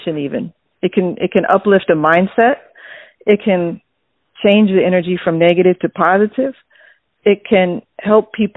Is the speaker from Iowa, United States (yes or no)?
yes; Iowa, United States; I was born in Iowa